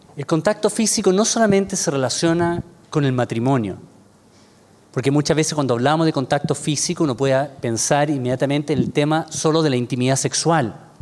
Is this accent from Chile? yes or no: yes; Chile; soy, soy de Chile